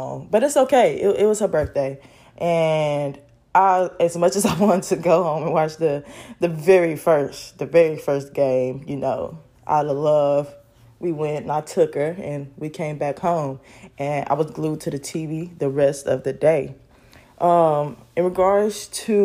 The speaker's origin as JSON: {"language": "English", "town": "Carrollton", "region": "Georgia", "country": "United States", "tie": "born or raised there", "said": "I am from Carrollton, Georgia, small little town, city out in West Georgia. And like growing up there, I have a lot of great memories"}